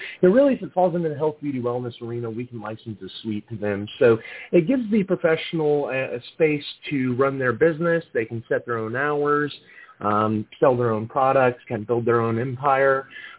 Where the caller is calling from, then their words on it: Atlanta, Georgia, United States; I'm actually calling from Atlanta, Georgia